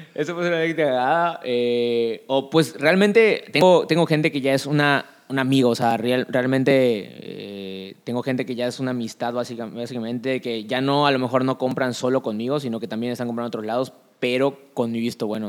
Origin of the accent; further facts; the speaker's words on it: Yucatán, Mexico; como yucateco